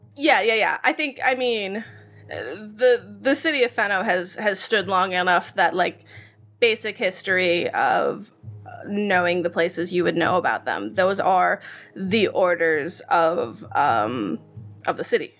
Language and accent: English; Israel; accent: Israeli; my weird Israeli accent